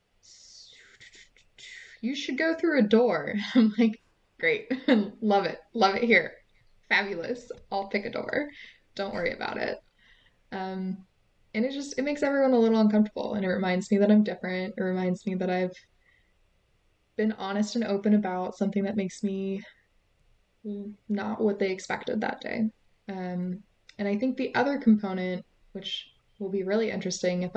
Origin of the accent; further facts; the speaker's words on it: West Coast, United States; I'm from the West Coast